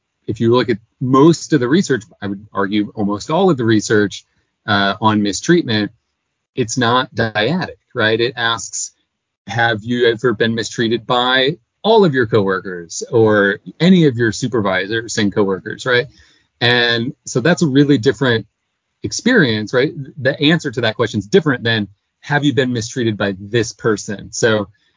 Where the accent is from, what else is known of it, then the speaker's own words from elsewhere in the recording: Illinois, United States; moved away; I grew up in Illinois